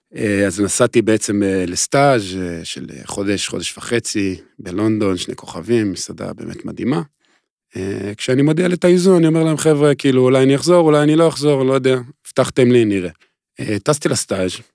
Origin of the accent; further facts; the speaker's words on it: Israel; אני והוא גדלנו כאילו באותו, באותו אזור, אותו מושב